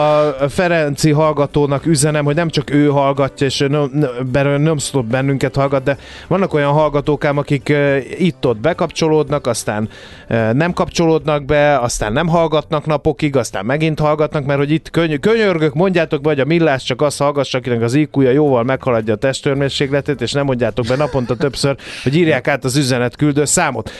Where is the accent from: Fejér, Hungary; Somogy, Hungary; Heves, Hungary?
Fejér, Hungary; Dunaújváros; én ott születtem és ott nevelkedtem